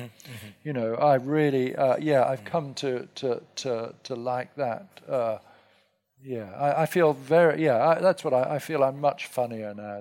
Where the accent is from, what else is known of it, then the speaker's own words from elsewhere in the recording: England, United Kingdom; now in United States; being English